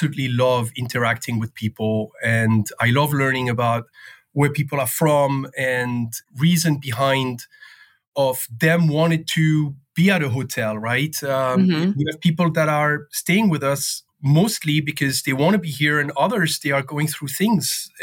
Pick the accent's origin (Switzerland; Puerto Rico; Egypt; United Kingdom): Switzerland; Le Locle, Neuchâtel; moved away as an adult; now in Washington, D.C., United States; I am originally from Switzerland. I grew up in a tiny town in the Jura Mountains called Le Locle